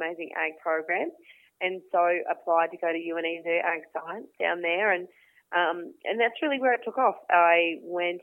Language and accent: English; Toowoomba, Queensland, Australia; So I grew up outside of Toowoomba, half an hour outside of Toowoomba, fifth generation on a small grazing property out there with mum and dad